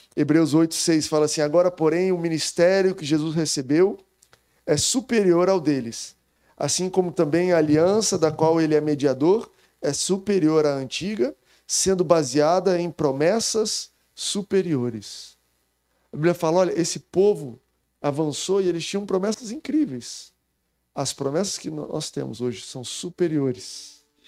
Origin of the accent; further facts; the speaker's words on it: Rio de Janeiro, Brazil; sou do Rio de Janeiro